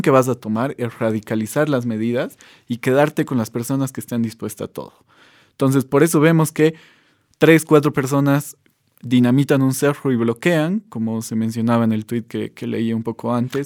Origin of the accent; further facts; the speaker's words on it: Bolivia; como bolivianos